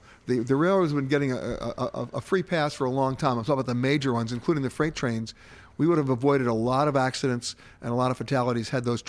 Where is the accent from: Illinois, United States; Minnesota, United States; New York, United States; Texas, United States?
New York, United States; New York City; I grew up on in Manhattan. I'm still living in the same location.